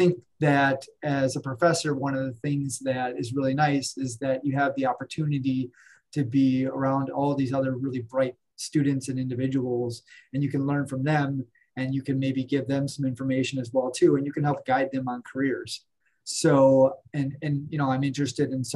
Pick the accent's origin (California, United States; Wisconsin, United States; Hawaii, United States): Wisconsin, United States; I'm originally from Wisconsin.